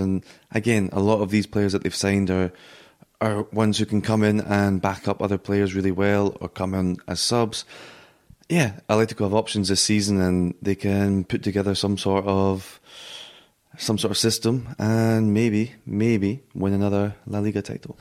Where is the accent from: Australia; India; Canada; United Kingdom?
United Kingdom; Scotland; now in Madrid, Spain; as a Scotsman